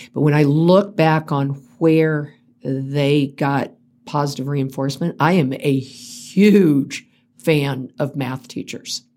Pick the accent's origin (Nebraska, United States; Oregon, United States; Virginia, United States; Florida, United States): Florida, United States; Central; now in Colorado, United States; grew up in Central Florida